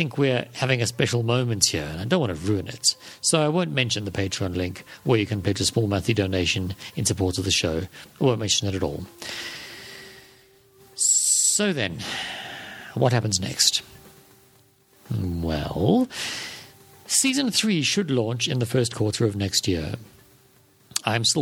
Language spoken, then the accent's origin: English; South Africa; South African like me